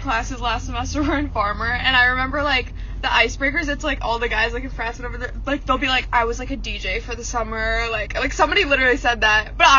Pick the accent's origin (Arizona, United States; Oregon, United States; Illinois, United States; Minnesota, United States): Illinois, United States; Chicago; we're from Chicago.